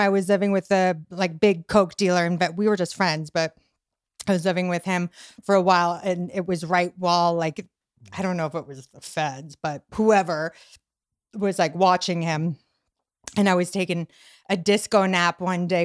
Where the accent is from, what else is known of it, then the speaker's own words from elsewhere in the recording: Boston, Massachusetts, United States; moved away as an adult; also born or lived in Venice Beach, Los Angeles; now in Los Angeles, United States; I'm Irish Italian from Boston.